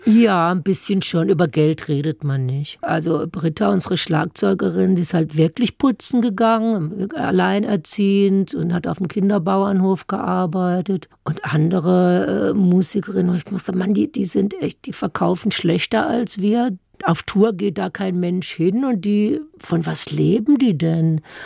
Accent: Hügelsheim, Baden-Württemberg, Germany; accent: Baden dialect; moved away as an adult; now in Berlin, Germany; im badischen Hügelsheim. Das sind so ein paar Dörfer an der Grenze zum Rhein. Und da muss man ja immer mithelfen, aber bis man sechs oder sieben ist

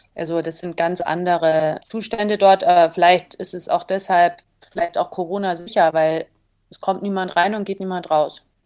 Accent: Germany; dass ich als Deutsche

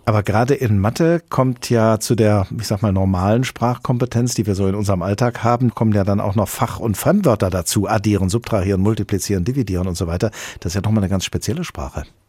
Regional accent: Hesse, Germany; bei uns in Hessen

